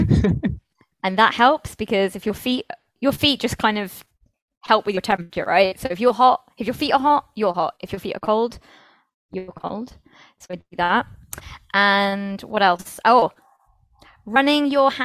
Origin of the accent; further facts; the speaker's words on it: United Kingdom; moved away as an adult; now in Spain; being British